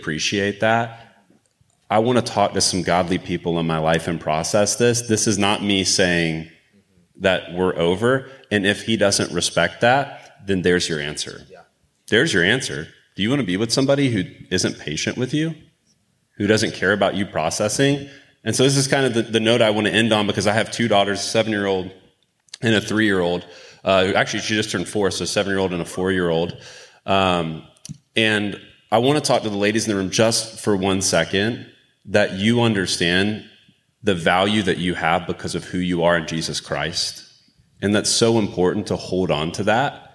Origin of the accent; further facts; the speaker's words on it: Florida, United States; growing up in Florida, my dad being a fishing captain, and I've just been around boats my entire life.